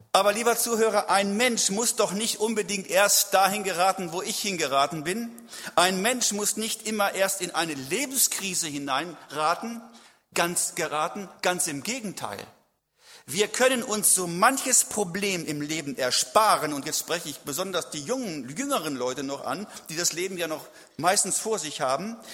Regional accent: a village near Celle, Lower Saxony, Germany; lebte in meiner Heimat kann ich fast mit einem Luftgewehr rüberschießen, so weit nur.

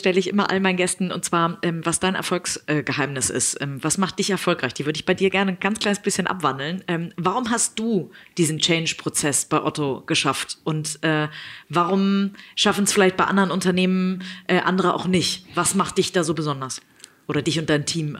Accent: Hamburg, Germany; ich werde diesen Weg äh, als Hamburgerin natürlich weiter verfolgen

